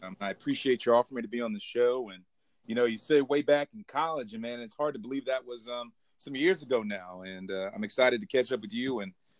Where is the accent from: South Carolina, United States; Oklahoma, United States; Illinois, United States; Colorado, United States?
South Carolina, United States; Irmo; moved away as an adult; also born or lived in Beijing, China; I am from the bustling metropolis of Irmo, South Carolina.